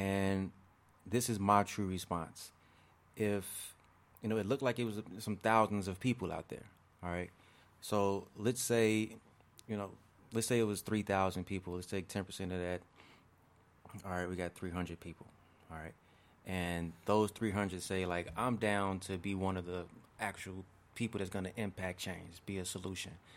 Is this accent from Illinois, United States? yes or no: yes; Markham, Illinois, United States; also born or lived in Roseland, Chicago / Harvey, Illinois / Chicago; I grew up in Markham, Harvey area